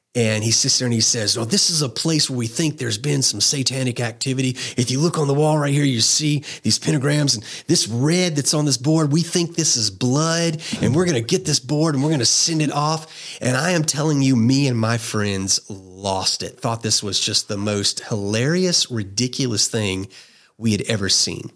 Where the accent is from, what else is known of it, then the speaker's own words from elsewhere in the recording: just outside of New Orleans, South Louisiana, United States; I grew up in South Louisiana, um, just outside of New Orleans